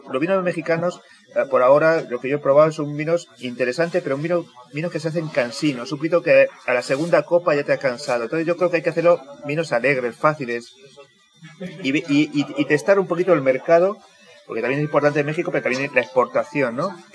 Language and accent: Spanish; Canary Islands, Spain; que yo soy canario.